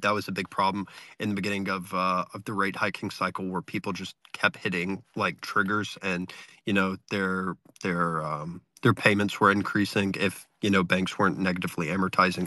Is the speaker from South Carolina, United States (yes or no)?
yes; South Carolina, United States; moved away as an adult; now in Canada; born and raised in South Carolina